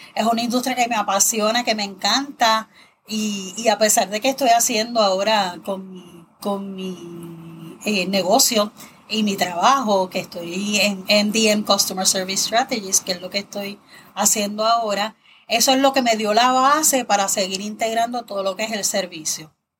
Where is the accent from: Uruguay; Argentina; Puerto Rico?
Puerto Rico; Toa Baja; also born or lived in San Juan, Puerto Rico; yo nací en San Juan, pero he vivido en Toa Baja toda mi vida.